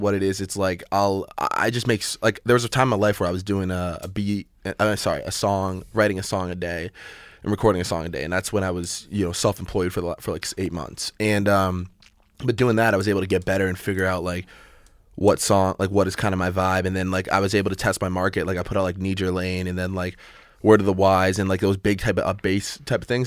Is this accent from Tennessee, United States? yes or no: no; Massachusetts, United States; I'm from Massachusetts